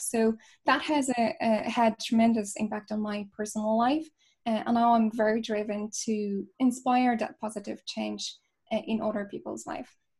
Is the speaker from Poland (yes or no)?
yes; Poland; moved away as an adult; now in Ireland; I'm originally from Poland